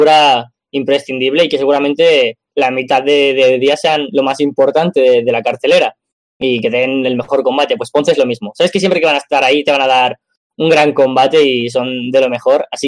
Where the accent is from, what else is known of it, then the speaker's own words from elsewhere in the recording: Spain; yo soy español